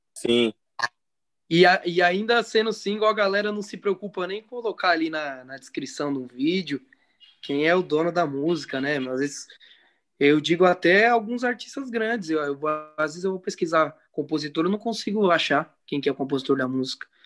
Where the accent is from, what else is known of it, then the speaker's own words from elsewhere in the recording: São Paulo, Brazil; somos da Zona Norte também